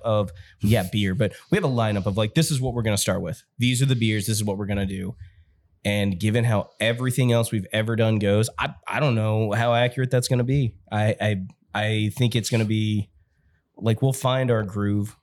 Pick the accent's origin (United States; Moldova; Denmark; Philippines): United States; New Albany, Indiana; also born or lived in Jeffersonville, Indiana; I grew up in New Albany